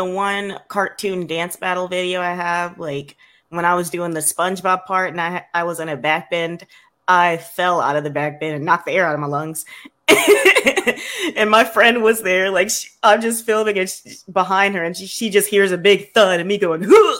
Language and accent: English; South DeKalb, Atlanta area, Georgia, United States; I grew up in South DeKalb